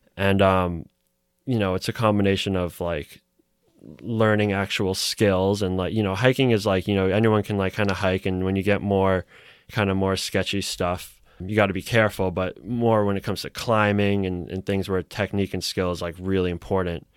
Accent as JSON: {"language": "English", "town": "Newton", "region": "Massachusetts", "country": "United States", "tie": "born or raised there", "said": "I grew up in Newton"}